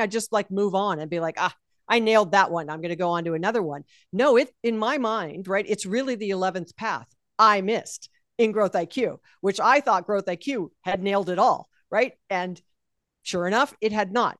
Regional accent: Hawaii, United States; I was born and raised in Hawaii

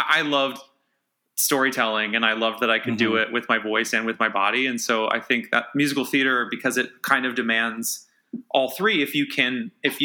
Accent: Erie, Pennsylvania, United States; I grew up in Erie, Pennsylvania

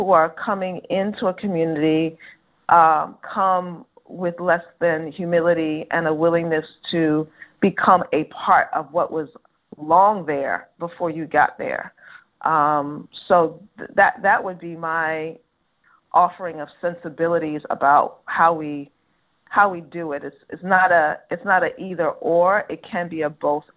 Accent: New York City, New York, United States; I'm a New Yorker.

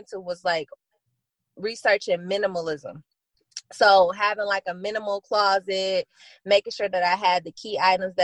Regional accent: Flint, Michigan, United States; I'm born and raised in Flint, Michigan

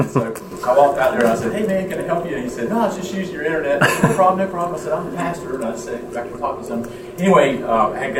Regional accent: Norwood, North Carolina area, United States

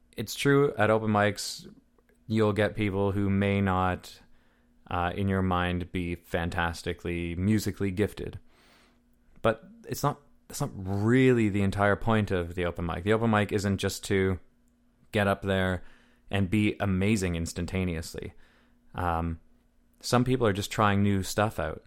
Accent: Deep River, Ontario, Canada; now in North Bay, Canada; I'm from Deep River, which is a town of forty-two hundred, maybe five thousand

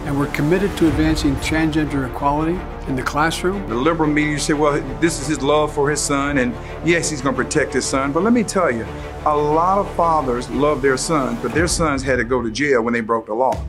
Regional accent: Iowa, United States; moved away; also born or lived in St. Louis, Missouri / Hong Kong; I grew up in Iowa of all states

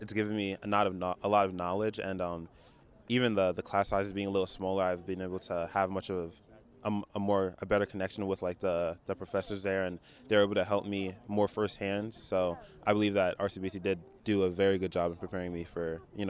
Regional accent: Burlington Township, New Jersey, United States; I'm from Burlington Township, New Jersey.

